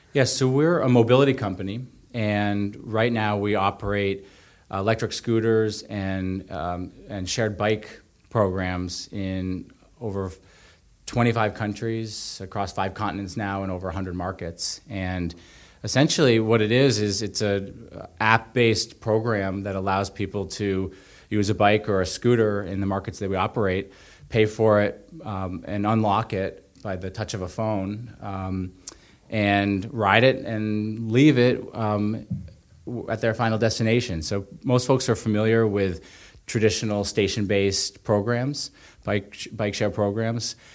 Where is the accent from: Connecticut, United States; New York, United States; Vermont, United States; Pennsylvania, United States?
Vermont, United States; Calais; I grew up in Callis, north of Montpelier